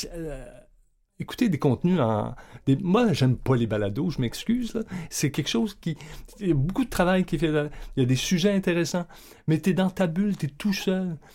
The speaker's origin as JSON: {"language": "French", "town": "Hull", "region": "Quebec", "country": "Canada", "tie": "born or raised there", "moved": "yes", "lives_now": "Montreal, Canada", "said": "natif de Hull, mais j'habite à Montréal depuis"}